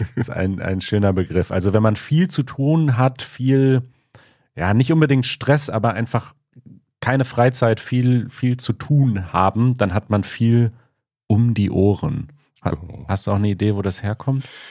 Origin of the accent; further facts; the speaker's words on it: Münsterland and Ruhr area, North Rhine-Westphalia, Germany; now in Berlin, Germany; Ich bin in Westdeutschland, in Nordrhein-Westfalen, im Münsterland im weitesten Sinne, Münsterland und Ruhrgebiet aufgewachsen